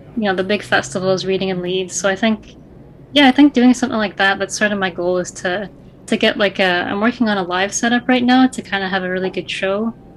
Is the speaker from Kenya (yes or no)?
no; Niagara Falls, Ontario, Canada; also born or lived in Toronto / Glasgow, Scotland; I was born and raised in Niagara